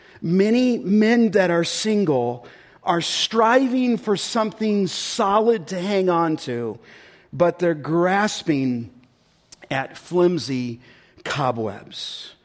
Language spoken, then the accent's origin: English; California, United States; And I became first name basis with orthopedic surgeons where I grew up in California.